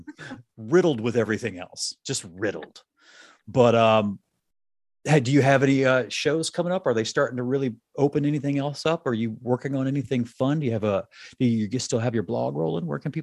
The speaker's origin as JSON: {"language": "English", "region": "Mississippi", "country": "United States", "also_born_or_lived": "upstate New York", "moved": "yes", "lives_now": "Chicago, United States", "said": "I'm a transplant. I'm originally from Mississippi. I moved here from upstate New York, where I was working at that time."}